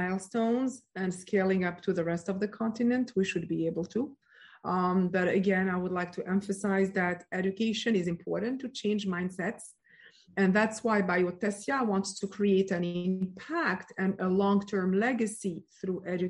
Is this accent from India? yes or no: no; France; moved away; also born or lived in Morocco / United States; I was born and raised in France